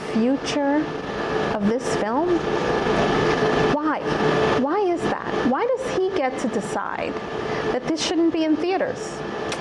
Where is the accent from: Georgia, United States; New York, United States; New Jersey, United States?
New York, United States; New York City; I grew up in Bay Ridge, Brooklyn, predominantly white neighborhood